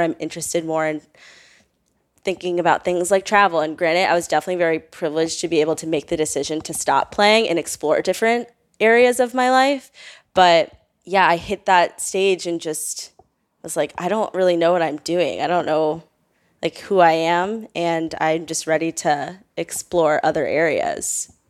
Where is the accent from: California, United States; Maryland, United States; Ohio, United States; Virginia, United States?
Virginia, United States; Northern; I grew up in Northern Virginia